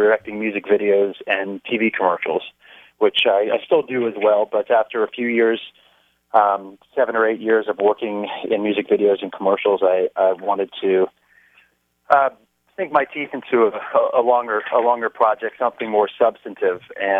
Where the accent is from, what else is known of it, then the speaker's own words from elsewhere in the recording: Washington, District of Columbia, United States; moved away as an adult; also born or lived in Miami, Florida / Madison, Wisconsin; now in Los Angeles, United States; Well, I was born and raised in Miami, but I grew up more so in the Washington, D.C. area. I went to high school in Washington, D.C., and then went to the University of Wisconsin-Madison, where I studied film and television there.